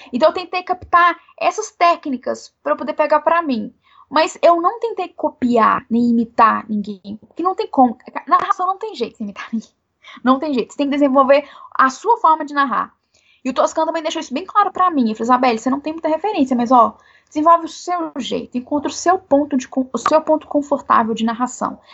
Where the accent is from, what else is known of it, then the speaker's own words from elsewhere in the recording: Belo Horizonte, Minas Gerais, Brazil; Eu sou aqui de Belo Horizonte, né? Moro aqui em Belo Horizonte